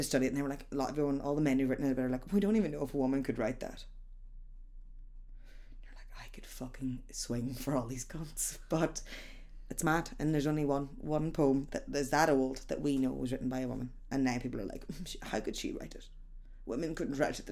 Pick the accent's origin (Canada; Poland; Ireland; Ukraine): Ireland; being Irish